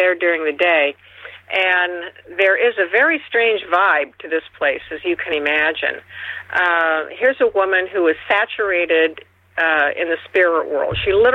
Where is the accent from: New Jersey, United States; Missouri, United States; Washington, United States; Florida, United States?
Washington, United States; Seattle; Seattle is where I grew up, and I consider it my hometown